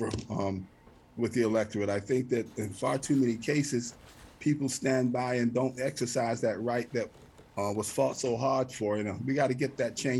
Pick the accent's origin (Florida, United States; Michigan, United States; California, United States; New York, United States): Florida, United States; Florida City; Florida City is my hometown. I was born and reared here.